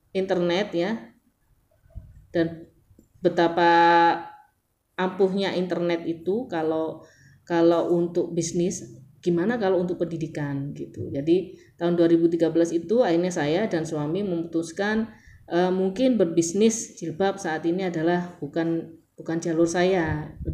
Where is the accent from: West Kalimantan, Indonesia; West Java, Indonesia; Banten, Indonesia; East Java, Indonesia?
East Java, Indonesia; Surabaya; bayangkan jadi saya dari Surabaya yang nol botol nggak ngerti digital marketing nggak ngerti uh, how to sell online atau gimana